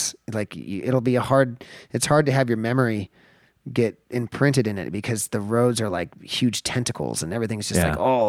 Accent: southeastern Washington, United States; also born or lived in Los Angeles, California; I was born in Los Angeles. I was raised a year to be I've moved after I was born basically from Los Angeles to southeastern Washington into the desert.

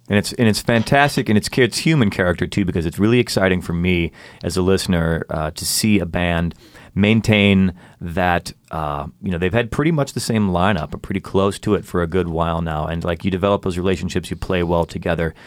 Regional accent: Chicago, Illinois, United States; moved away; I'm from Chicago

